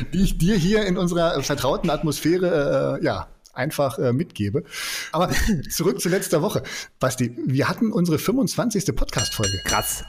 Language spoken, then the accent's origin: German; Germany; wir Deutsche